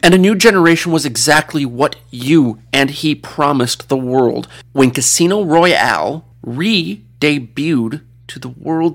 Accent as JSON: {"language": "English", "country": "United States", "said": "I'm American film journalist"}